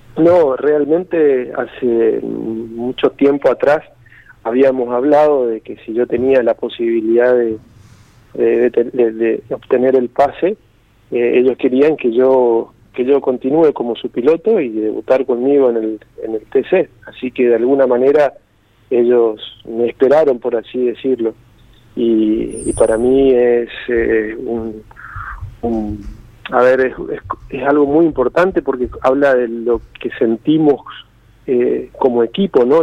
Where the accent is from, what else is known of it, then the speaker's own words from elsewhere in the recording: Corrientes, Argentina; yo soy correntino